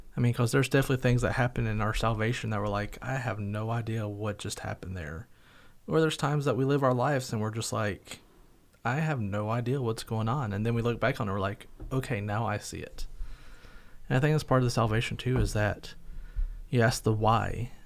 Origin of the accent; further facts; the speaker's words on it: North Carolina, United States; now in Somerset, Kentucky, United States; I was from North Carolina